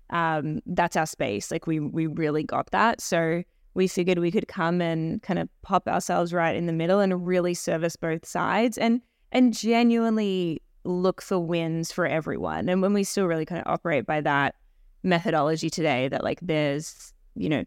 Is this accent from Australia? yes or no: yes; Australia; moved away as an adult; now in Toronto, Canada; I came from Australia doing PR in the entertainment space, um, predominantly television. So when I moved to Toronto